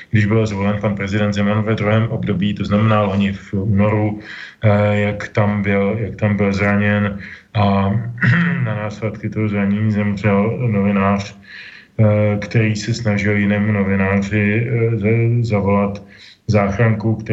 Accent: Czechia; tady u nás v Čechách

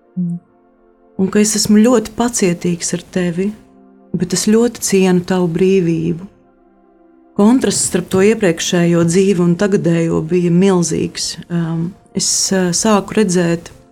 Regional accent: Latvia

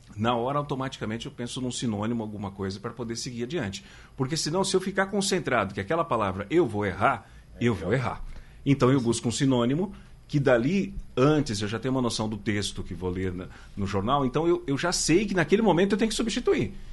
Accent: São Paulo, Brazil; also born or lived in Minas Gerais; now in Pernambuco, Brazil; eu sou de São Paulo, estava é, em Minas e estou aqui em Pernambuco.

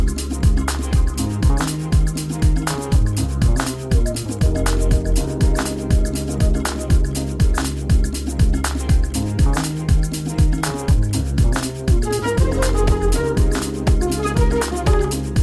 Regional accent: Tsanini, Limpopo, South Africa; in Tsanini, my hometown.

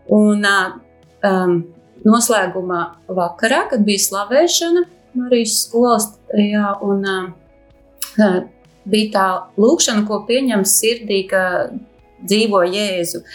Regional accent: Bauska, Latvia; moved away as an adult; also born or lived in England; esmu no Bauskas

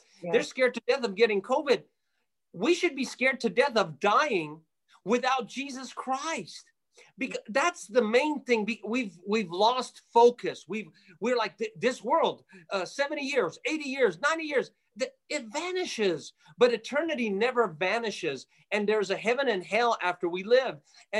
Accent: Jerusalem, Jerusalem District, Israel; born there; Yes, I was born by God's grace. I was born in Jerusalem. I'm an Armenian boy, Armenian kid.

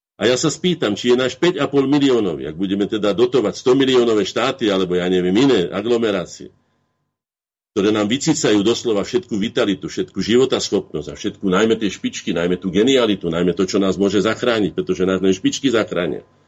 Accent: Slovakia; my Slováci

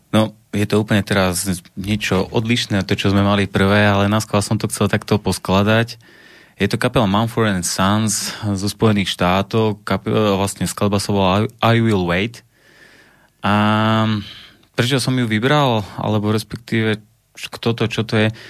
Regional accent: Banská Bystrica, Banská Bystrica Region, Slovakia; som z Banskej Bystrice

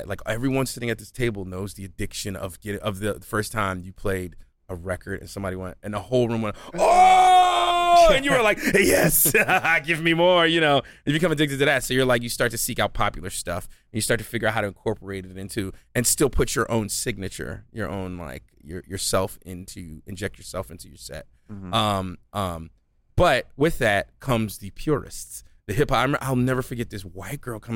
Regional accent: Philadelphia, Pennsylvania, United States; when I was a kid in Philly, growing up in Philly

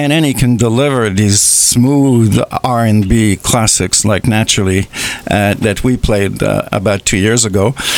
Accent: Dorval, Quebec, Canada; born there; Like, I was born in Dorval, which is a city close to the airport in Montreal.

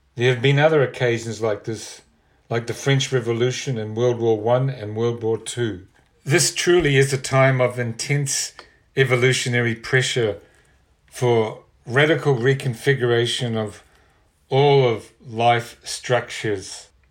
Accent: New Zealand; moved away as an adult; I'm originally from New Zealand. I'd been involved with punk groups and rock and roll in the seventies there

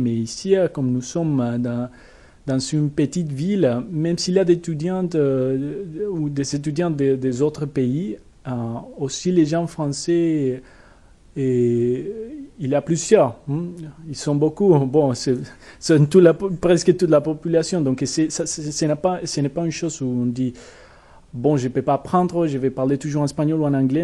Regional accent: Bogotá, Colombia; French is a second language; moved away as an adult; now in Poitiers, France; Bogota, au centre du pays et dans la capitale

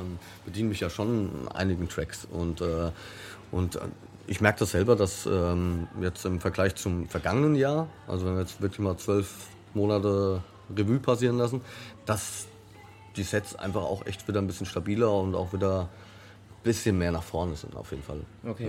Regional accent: Frankfurt, Hesse, Germany; in meiner eigenen Stadt, in meiner Geburtsstadt

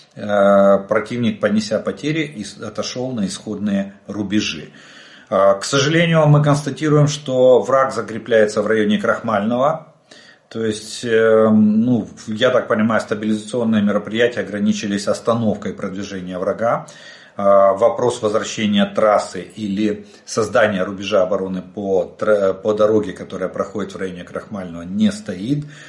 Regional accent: Ukraine; мы из Украины

